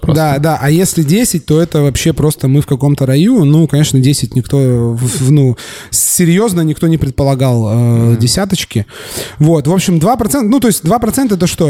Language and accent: Russian; Surgut, Khanty-Mansi Autonomous Okrug, Russia; moved away; also born or lived in Yekaterinburg; Я э, родился в Екатеринбурге, э, вырос в Сургуте